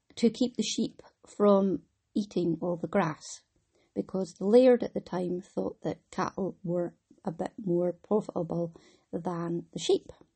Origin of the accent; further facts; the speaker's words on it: Wick, Scotland, United Kingdom; I'm from Wick